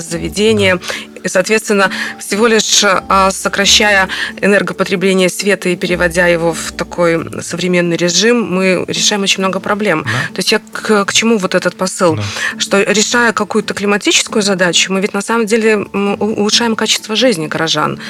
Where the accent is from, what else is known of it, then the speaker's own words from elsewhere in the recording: Belarus; мы как белорусы